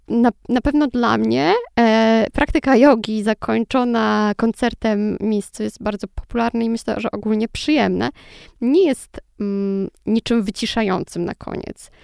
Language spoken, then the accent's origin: Polish; Lublin, Lublin Voivodeship, Poland; Ja jestem z Lublina